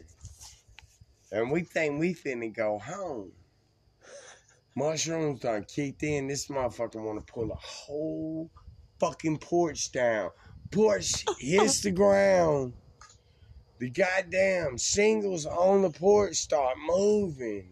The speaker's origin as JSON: {"language": "English", "town": "West Memphis", "region": "Arkansas", "country": "United States", "said": "I'm just from West Memphis and got took care of. Because I'm from West Memphis."}